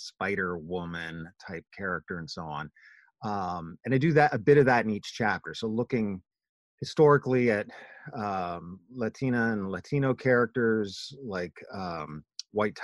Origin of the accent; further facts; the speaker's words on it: Canada; my experience even as Canadian is different